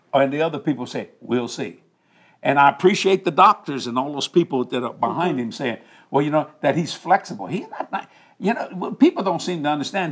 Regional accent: United States; I was raised up in the United States of America

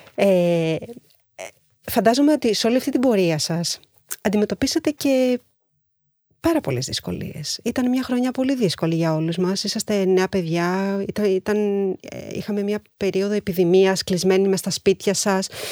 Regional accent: Greece; και ως Ελληνίδα και ως μαμά

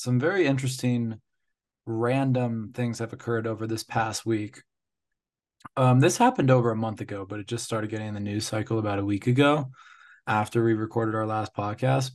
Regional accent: United States; as an American

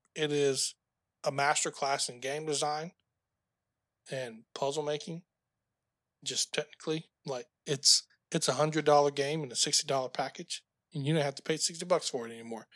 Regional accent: United States; being an American

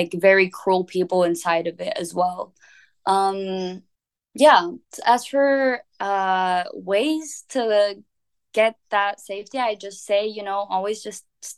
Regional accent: Vienna, Austria; also born or lived in Lebanon (ancestry); now in Barcelona, Spain; when I was growing up in Vienna

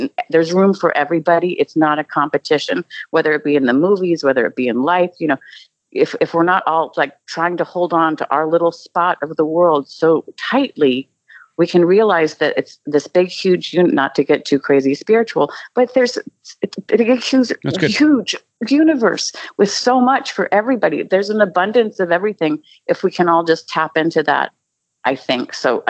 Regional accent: Louisville, Kentucky, United States; I remember growing up in Louisville, Kentucky, you know, for a little while

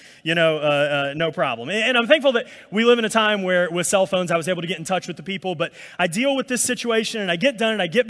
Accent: Alabama, United States; now in New Orleans, United States; I'm from Alabama, and so, you know, us country rednecks in Alabama

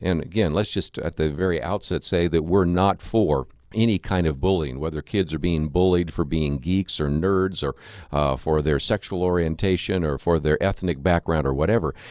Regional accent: Berkeley, California, United States; I was born in Berkeley, California

